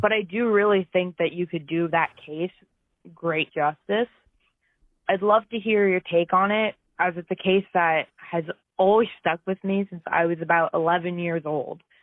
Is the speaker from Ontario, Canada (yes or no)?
yes; Ontario, Canada; Though I'm born and raised in Ontario, my blood is firmly from the Maritimes